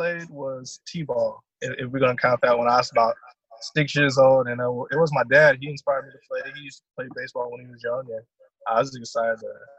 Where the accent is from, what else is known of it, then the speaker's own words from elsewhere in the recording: Columbia, South Carolina, United States; also born or lived in Germany / New York / Kansas / Georgia; So I'm a military kid, so I was born over in Germany. Moved around a lot, so I live in New York, Kansas, South Carolina, Georgia. I think those are all the places we moved to.